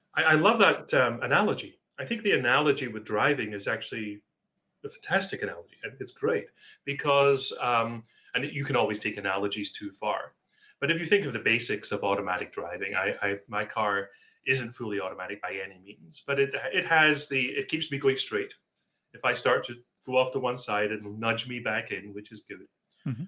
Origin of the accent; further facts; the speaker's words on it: Scotland, United Kingdom; now in Seattle, United States; I was brought up in Scotland